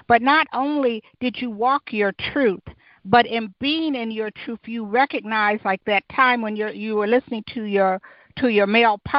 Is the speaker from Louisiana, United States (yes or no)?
no; Detroit, Michigan, United States; I'm from the East Side.